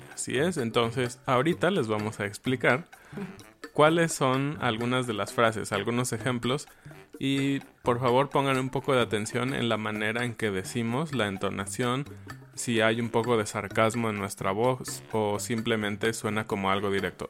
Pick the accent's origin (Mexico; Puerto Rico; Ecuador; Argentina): Mexico; yo, siendo mexicano